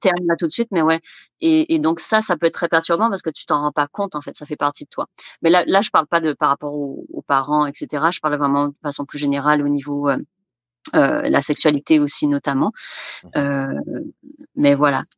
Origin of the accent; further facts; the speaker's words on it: Guadeloupe; moved away as an adult; now in Canada; moi, je viens de la Guadeloupe, des Antilles